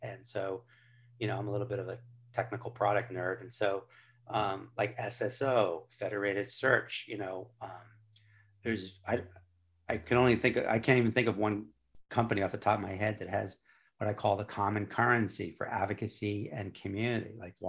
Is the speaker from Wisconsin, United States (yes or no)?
no; California, United States; I tell people I grew up on Highway 101, where all these Silicon Valley tech companies are